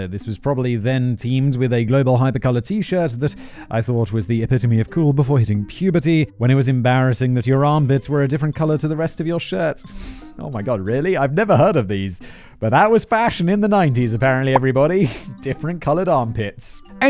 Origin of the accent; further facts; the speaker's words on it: South East England, United Kingdom; Growing up in Surrey, England, I occasionally wore probably ill-advised Bermuda shorts as a preteen